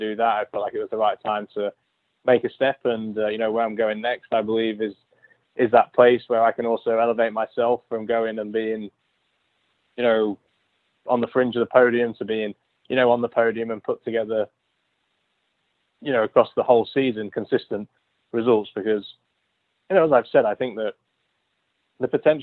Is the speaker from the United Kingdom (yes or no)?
yes; Lincoln, East Midlands, United Kingdom; moved away; my hometown